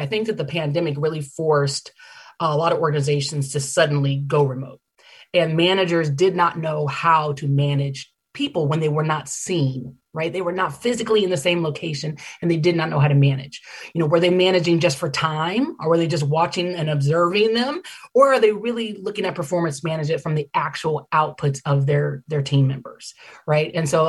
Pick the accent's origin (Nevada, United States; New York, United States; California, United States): California, United States; Oakland; Rocky Road ice cream was actually invented in my hometown of Oakland, California, back in the Great Depression